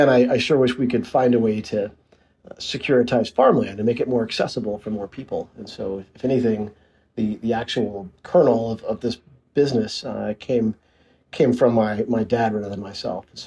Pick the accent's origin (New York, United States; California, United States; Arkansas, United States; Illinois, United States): Arkansas, United States; Little Rock; also born or lived in Stuttgart, Arkansas; I actually spent most of my childhood growing up in Little Rock